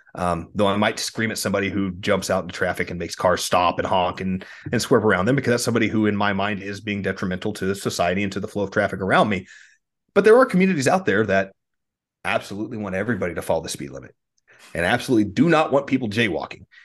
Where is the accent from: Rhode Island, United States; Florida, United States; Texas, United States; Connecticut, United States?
Texas, United States; as a Texan